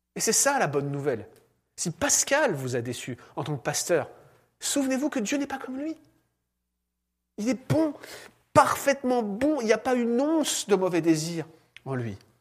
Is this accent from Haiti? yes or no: no; France; moved away; en tant que Français